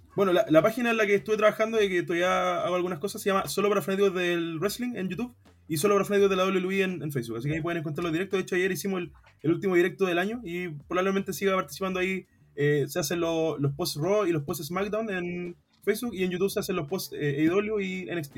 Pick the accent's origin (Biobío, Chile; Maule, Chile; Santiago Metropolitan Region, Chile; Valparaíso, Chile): Valparaíso, Chile; Quilpué; soy de Quilpué, de, la quinta región